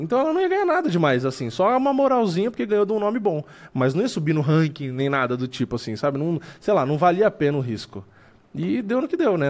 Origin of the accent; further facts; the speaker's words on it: São Paulo, Brazil; eu sou daqui de São Paulo